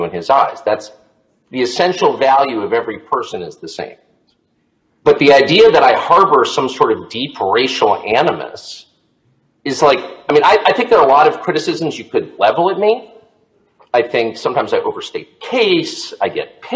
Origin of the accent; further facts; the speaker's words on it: Southern California, United States; I grew up in Southern California in the 70s